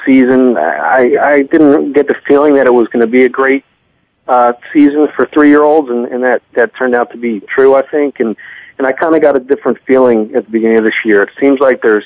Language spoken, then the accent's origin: English; Philadelphia, Pennsylvania, United States; I'm from Philadelphia. Grew up a sports fan my whole life and used to go to Philly Park on a regular basis